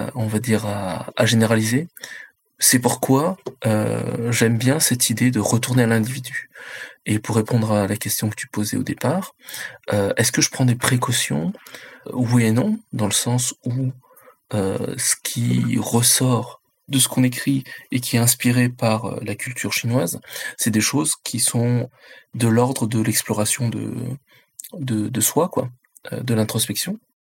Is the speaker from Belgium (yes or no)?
no; France; mes, parents sont euh, euh, chinois, moi je suis, euh, je suis né en France